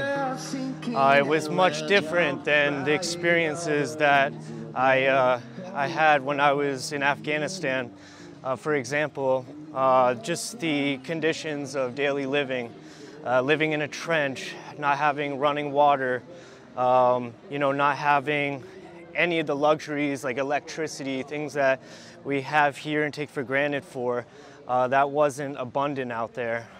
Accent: Newport, Rhode Island, United States; moved away as an adult; also born or lived in southern New England; now in Odessa, Ukraine; growing up in Rhode Island, growing up in southern New England, I was always near the coastline

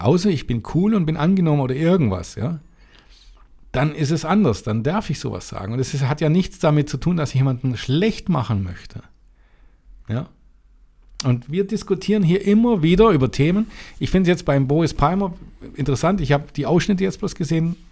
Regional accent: Germany; das dürfen wir als Deutscher sagen

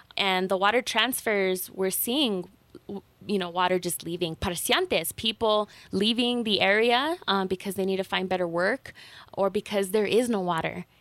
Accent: Taos, New Mexico, United States; I grew up here in Taos, in, in Llano Quemado

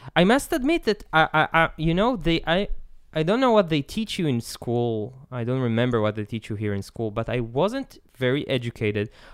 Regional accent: Israel; I'm from Isla, Israel

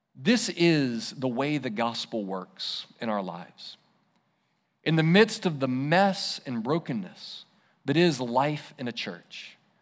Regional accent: United States; as an American

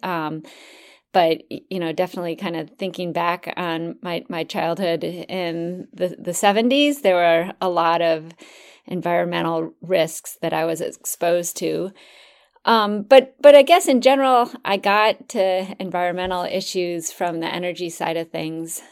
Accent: Minnesota, United States; I grew up in Minnesota, um, the land of ten thousand lakes

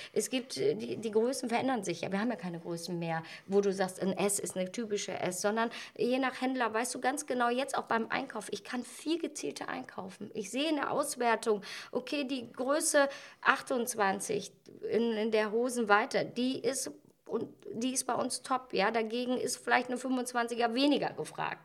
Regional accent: Ratingen, North Rhine-Westphalia, Germany; ich bin, bin ja gebürtige Ratingerin

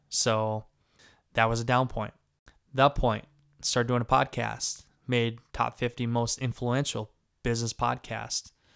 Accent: Garnavillo, Northeast Iowa, United States; also born or lived in Des Moines, Iowa; I go back and forth between the apartment in Des Moines and my house in Garnerville, Ohio, in Northeast Iowa

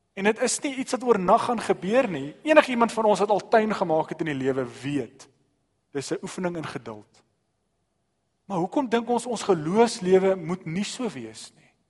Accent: South Africa; ons as Suid-Afrikaners

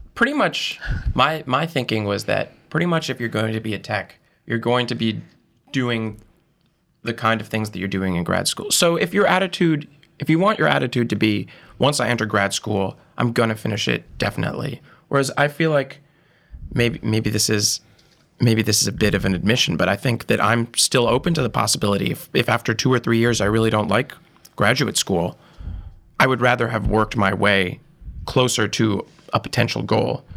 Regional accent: Monterey, Massachusetts, United States; moved away as an adult; also born or lived in Providence, Rhode Island; now in New York, United States; I'm from Monterey, Massachusetts, town of, like, a thousand people. And, uh, I, I grew up there, essentially

